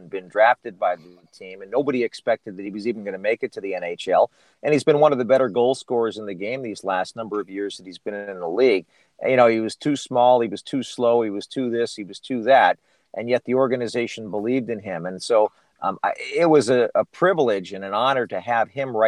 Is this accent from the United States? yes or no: yes; Connecticut, United States; moved away; I grew up, as you mentioned, on the East Coast around New York City in Connecticut. And that's my home state